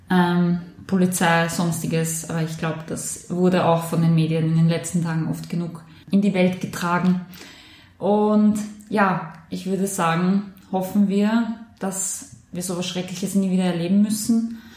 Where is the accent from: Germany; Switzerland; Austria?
Austria; Korneuburg, Lower Austria; Und bei mir in meiner Heimatstadt in Korneuburg ist ja leider auch dieser junge Mann erschossen worden.